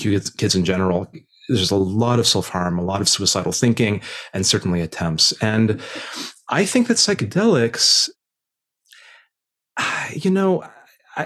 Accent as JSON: {"language": "English", "region": "Indiana", "country": "United States", "tie": "born or raised there", "moved": "yes", "said": "I grew up in Indiana in the 90s"}